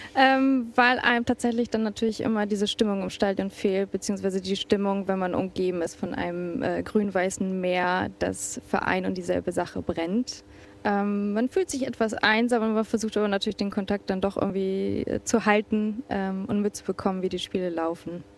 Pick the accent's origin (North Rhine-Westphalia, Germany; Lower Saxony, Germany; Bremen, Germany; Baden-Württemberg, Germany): Bremen, Germany; moved away as an adult; now in Warsaw, Poland; bin gebürtige Bremerin, ein Viertelkind